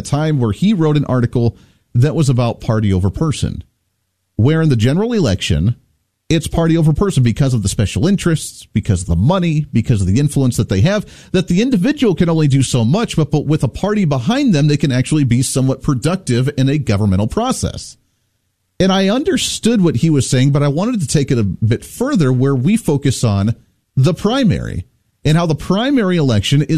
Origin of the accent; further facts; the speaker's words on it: Ohio, United States; growing up in Ohio in that area